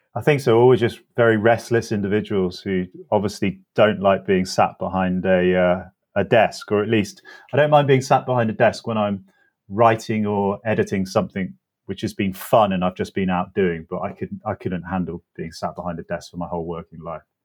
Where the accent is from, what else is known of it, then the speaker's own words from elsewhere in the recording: North Oxfordshire, South East England, United Kingdom; moved away as an adult; a teenager growing up in North Oxfordshire